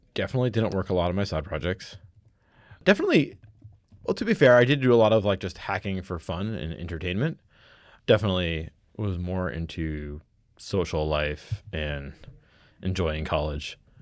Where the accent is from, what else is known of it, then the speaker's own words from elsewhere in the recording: Connecticut, United States; also born or lived in New York; I grew up in mostly Connecticut, a little bit of stints in New York, uh, largely Connecticut